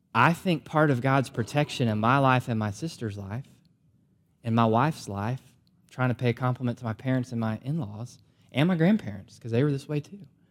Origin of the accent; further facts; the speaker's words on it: United States; as American believers